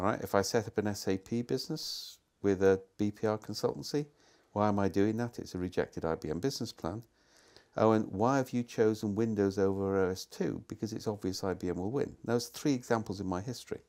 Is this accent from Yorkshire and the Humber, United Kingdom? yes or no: no; Wales, United Kingdom; moved away; I come from Wales. We have real hills there